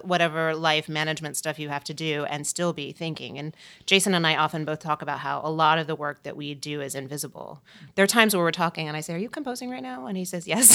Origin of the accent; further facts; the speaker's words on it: Tennessee, United States; moved away; I grew up in Tennessee and I was this pianist kid in a town where no one else